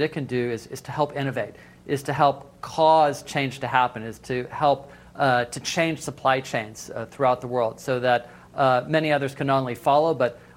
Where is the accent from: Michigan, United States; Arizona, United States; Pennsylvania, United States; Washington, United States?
Washington, United States; Seattle; my hometown